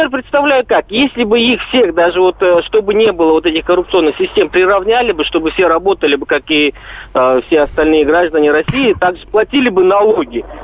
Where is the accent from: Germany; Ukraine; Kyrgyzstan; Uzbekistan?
Kyrgyzstan; moved away as an adult; now in Russia; А, я сам э, уроженец Киргизии.